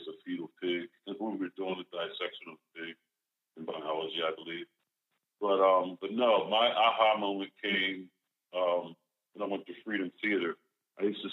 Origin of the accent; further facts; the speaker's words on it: Philadelphia, Pennsylvania, United States; moved away as an adult; now in New Jersey, United States; I'm from Mount Airy, Dogtown section of Philly. That's where I grew up